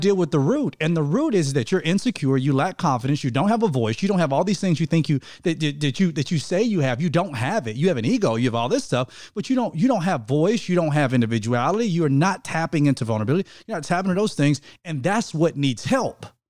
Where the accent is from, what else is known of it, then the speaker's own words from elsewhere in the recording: United States; I'm American